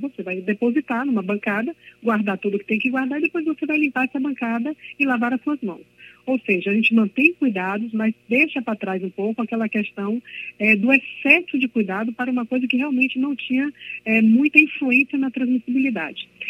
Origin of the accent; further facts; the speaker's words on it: Belém, Pará, Brazil; now in Bahia, Brazil; eu sou de Belém do Pará, mas eu vivo na Bahia há mais de 30 anos